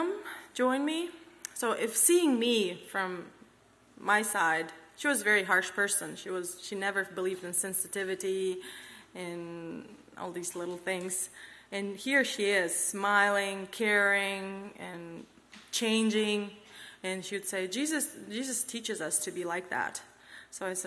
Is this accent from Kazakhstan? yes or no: yes; Kazakhstan; English is a second language; also born or lived in Uzbekistan; I'm from Kazakhstan, but born in Uzbekistan, moved to Kazakhstan when I was 6 years old